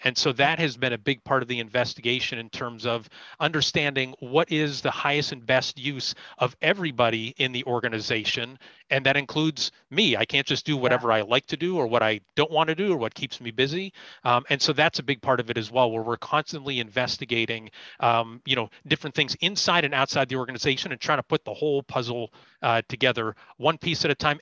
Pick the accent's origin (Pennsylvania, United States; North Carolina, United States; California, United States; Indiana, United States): Pennsylvania, United States; Erie; I'm from Erie. Uh, I'm an Erie native, so b- born and raised